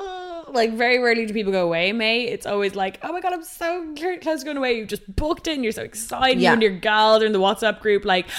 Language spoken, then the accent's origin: English; Ireland; you're never going to be baked and bronzed before you go away, being an Irish North Atlantic gal.